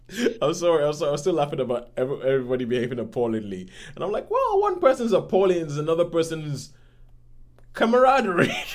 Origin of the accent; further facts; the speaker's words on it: Nigeria; being Nigerian